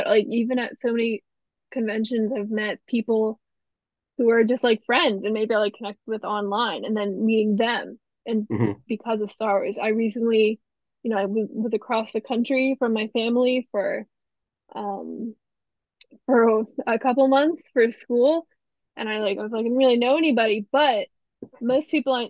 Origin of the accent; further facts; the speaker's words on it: Pennsylvania, United States; I'm from Pennsylvania